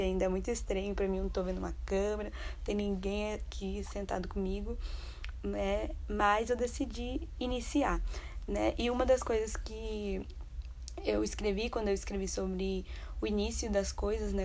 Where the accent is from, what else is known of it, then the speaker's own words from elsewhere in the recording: Vitória, Espírito Santo, Brazil; moved away as an adult; Eu cresci em Vitória, do Espírito Santo. Passei grande parte da minha vida lá